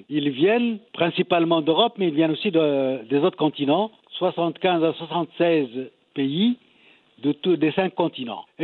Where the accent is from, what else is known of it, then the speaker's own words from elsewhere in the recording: Marrakech, Marrakesh-Safi, Morocco; chez nous à Marrakech